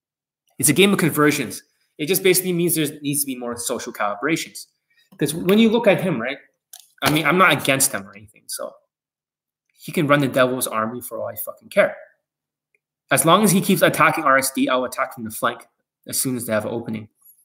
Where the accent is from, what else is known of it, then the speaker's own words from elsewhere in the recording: Vancouver, British Columbia, Canada; born there; And originally I was born here in Vancouver.